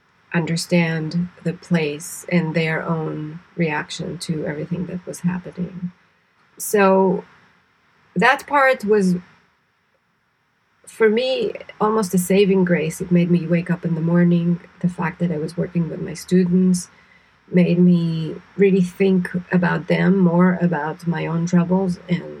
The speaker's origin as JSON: {"language": "English", "country": "Israel", "tie": "born or raised there", "also_born_or_lived": "New York", "moved": "as an adult", "said": "I grew up in Israel, so I grew up experiencing all kinds of shocking events and scary events"}